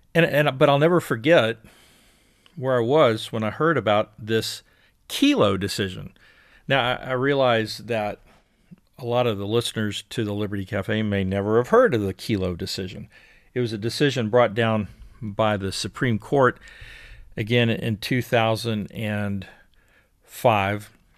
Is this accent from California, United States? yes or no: no; Houston, Texas, United States; now in Austin, United States; I'm a Houston guy originally. Live in Austin or live outside of Austin now